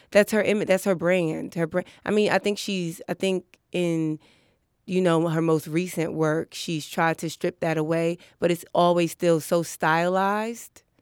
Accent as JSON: {"language": "English", "town": "New York City", "region": "New York", "country": "United States", "tie": "born or raised there", "also_born_or_lived": "Brooklyn", "said": "I was born in Brooklyn, but I grew up in Harlem."}